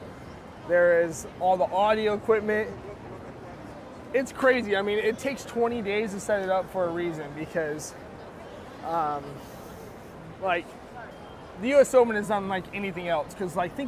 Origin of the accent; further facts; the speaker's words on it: Park City, Utah, United States; I grew up in Park City, Utah